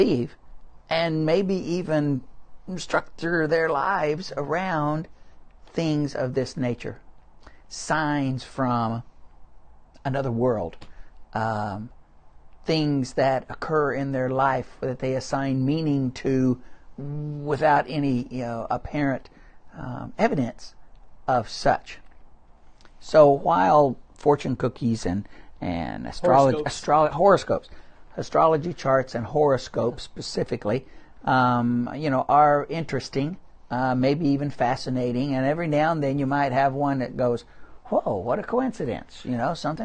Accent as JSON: {"language": "English", "region": "Midwest", "country": "United States", "tie": "born or raised there", "also_born_or_lived": "New Orleans", "moved": "yes", "said": "I didn't eat anything other than meat and potatoes. growing up in the Midwest"}